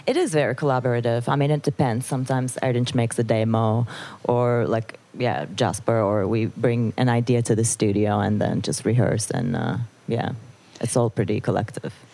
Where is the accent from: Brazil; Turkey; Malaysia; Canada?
Turkey; Istanbul; also born or lived in Netherlands; now in Amsterdam, Netherlands; I was born and raised in Istanbul, and uh, and then I moved to the Netherlands